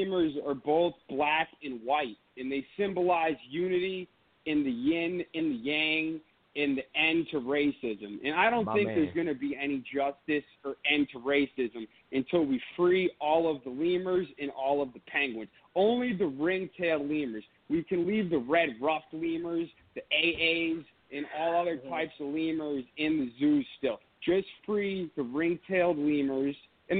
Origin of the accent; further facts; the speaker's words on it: Boston, Massachusetts, United States; I am from Boston.